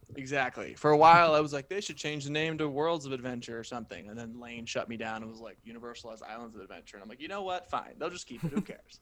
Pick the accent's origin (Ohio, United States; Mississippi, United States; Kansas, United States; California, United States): California, United States; Sacramento; my childhood home in Sacramento